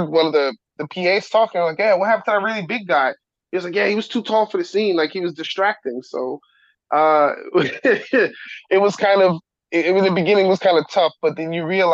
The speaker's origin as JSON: {"language": "English", "region": "New York", "country": "United States", "tie": "born or raised there", "said": "growing up in the time I grew up in New York"}